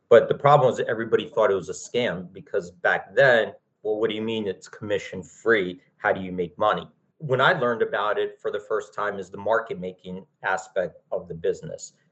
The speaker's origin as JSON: {"language": "English", "town": "Philadelphia", "region": "Pennsylvania", "country": "United States", "tie": "born or raised there", "said": "I grew up in Philadelphia"}